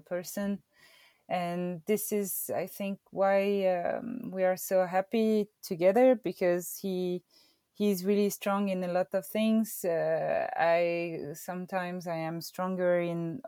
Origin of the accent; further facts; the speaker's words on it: Verbier, Valais, Switzerland; I grew up in Verbier and the ski resort of Verbier